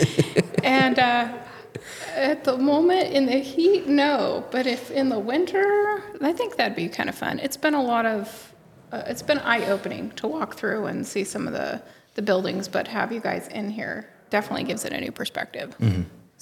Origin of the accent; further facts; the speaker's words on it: Cimarron, Kansas, United States; I'm from Cimarron, Kansas, recently found out my house is like a block down